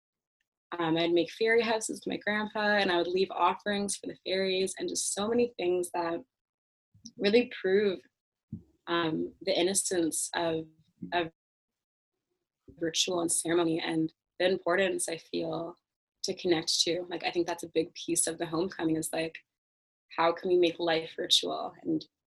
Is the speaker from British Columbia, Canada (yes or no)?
no; Toronto, Ontario, Canada; I grew up in Toronto